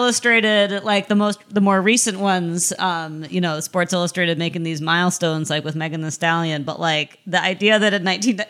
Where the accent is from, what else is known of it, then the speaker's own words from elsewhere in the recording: Midwest, United States; as a Midwesterner